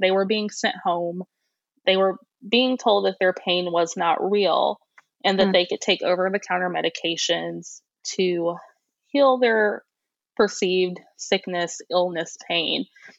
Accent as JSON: {"language": "English", "town": "Centralia", "region": "Illinois", "country": "United States", "tie": "born or raised there", "said": "I grew up in a rural area. So I grew up in Centralia, Illinois, which is about 60 miles east of St. Louis, Missouri."}